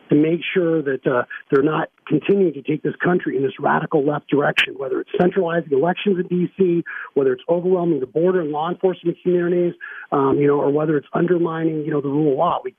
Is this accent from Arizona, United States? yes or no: yes; Arizona, United States; If, look, I grew up in Arizona, and we need a senator that has Arizona values